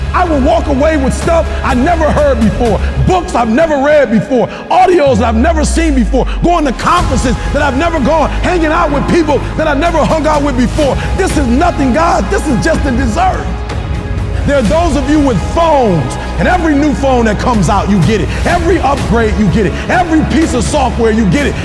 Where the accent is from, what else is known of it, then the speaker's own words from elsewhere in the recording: Detroit, Michigan, United States; I'm from Detroit, homeless.